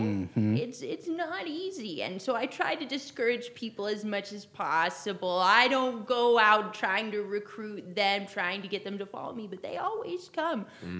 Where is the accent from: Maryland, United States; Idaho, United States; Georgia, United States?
Idaho, United States; I'm from Idaho. I've lived in Idaho most of my life. Mm-hmm. But I've not left the U.S. in my life